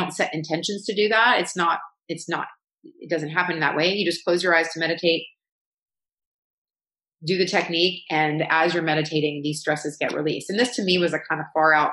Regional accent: the South, United States; I grew up going in the South, going to a very like elite private school

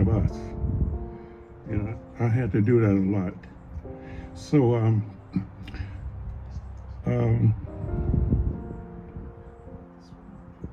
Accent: Mississippi Delta, United States; also born or lived in California; now in Anchorage, United States; I grew up in the Mississippi Delta of Mississippi

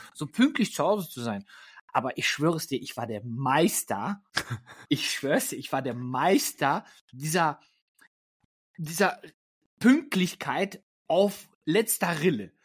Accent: Germany; moved away; also born or lived in Lippstadt, Germany / Poland (ancestry); ich bin gerade tatsächlich in meiner Heimat in Deutschland.

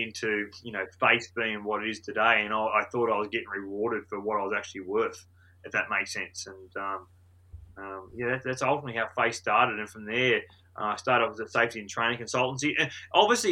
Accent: Cobar, New South Wales, Australia; moved away as an adult; now in New Zealand; Western New South Wales, Cobo, which is my hometown still

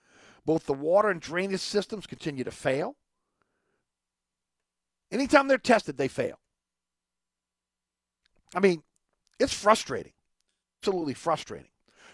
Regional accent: New Orleans, Louisiana, United States; moved away as an adult; I grew up in Orleans Parish. I love New Orleans.

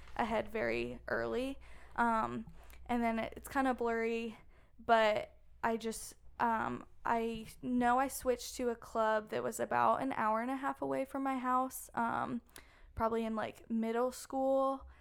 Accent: Maryland, United States; moved away as an adult; also born or lived in South Carolina; growing up in Maryland, I started soccer at a very young age

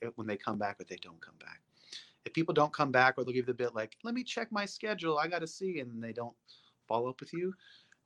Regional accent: Alaska, United States; now in Texas, United States; I grew up in Alaska

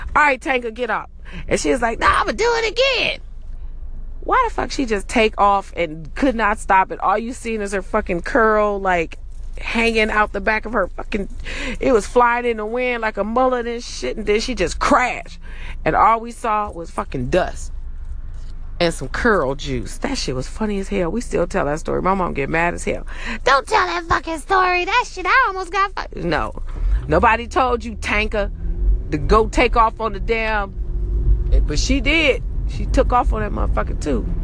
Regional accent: Los Angeles, California, United States; I'm from Cali. I'm from LA.

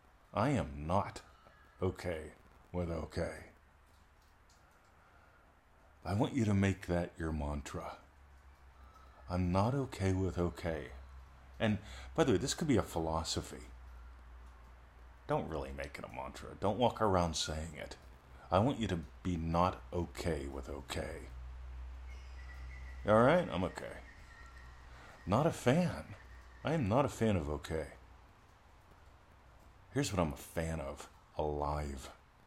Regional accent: Pennsylvania, United States; She didn't know I had one of them there trees growing up in Pennsylvania, but I did.

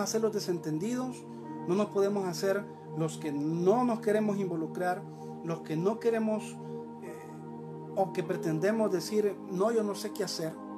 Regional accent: El Salvador; Como pueblo salvadoreño, aquí estamos

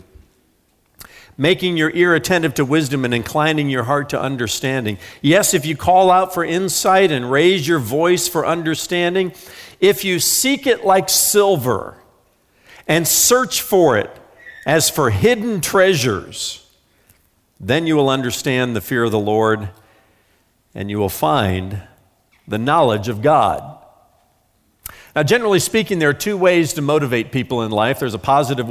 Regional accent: northern Indiana, United States; moved away; I grew up in the Hoosier state, the great state of Indiana

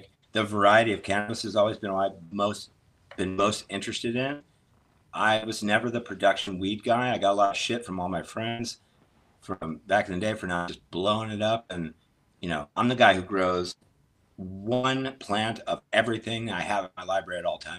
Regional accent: St. Louis, Missouri, United States; originally I'm from the Midwest, St. Louis

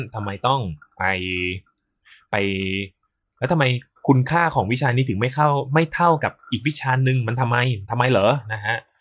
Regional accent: Samut Prakan, Thailand; also born or lived in Lat Phrao, Bangkok; ตอนที่เพิ่งจบอนุบาลใหม่ๆเนี่ย ก็ คุณแม่นะครับ คุณแม่ร้องไห้ไปสอบเข้าโรงเรียน เอ่อ Saint Dominic เออ โรงเรียน Saint Dominic ห้องพิเศษเลยนะฮะซึ่งตอนนั้นบ้านอยู่สมุทรปราการ

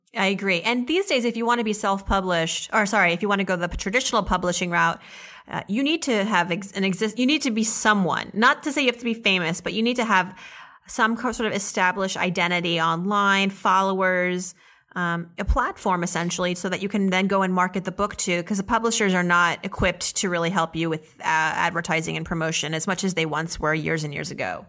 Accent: Auburn, Massachusetts, United States; also born or lived in Worcester, Massachusetts; then we moved to Auburn

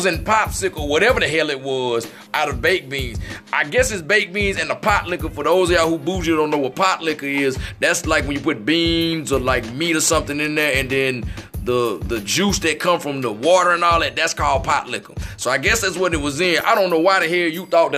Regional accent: Mississippi, United States; I'm from Mississippi.

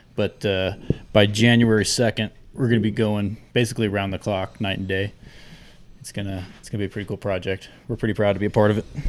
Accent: Southern California, United States; moved away; where I grew up in Southern California

